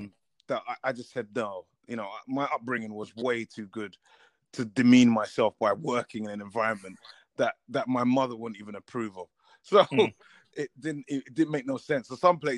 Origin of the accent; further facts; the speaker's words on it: London, United Kingdom; I'm a guy from Tottenham, just grew up on the thing